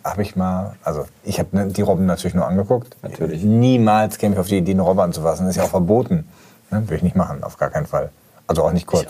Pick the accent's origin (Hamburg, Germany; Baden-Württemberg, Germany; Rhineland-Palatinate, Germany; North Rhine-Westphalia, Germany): North Rhine-Westphalia, Germany; Gelsenkirchen; bin ich in Gelsenkirchen-Schalke aufgewachsen